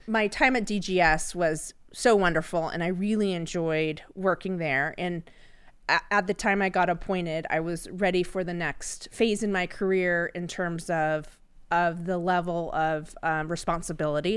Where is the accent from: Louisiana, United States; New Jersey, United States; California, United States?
California, United States; Sacramento; was born and raised in Sacramento